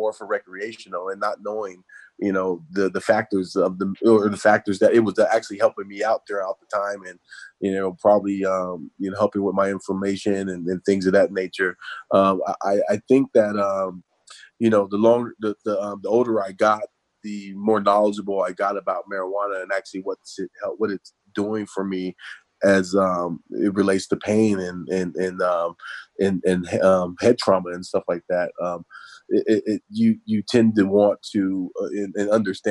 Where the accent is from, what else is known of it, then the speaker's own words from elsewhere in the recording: Southern California, United States; also born or lived in Chicago, Illinois; I was born in Chicago, I was born in Chicago, lived there for a few years, and then went out to Southern California where I was introduced to football